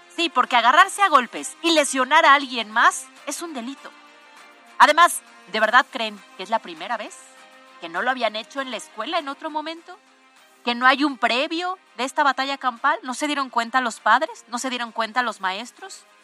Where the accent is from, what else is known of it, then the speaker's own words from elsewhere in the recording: Puebla, Mexico; nosotros como poblanos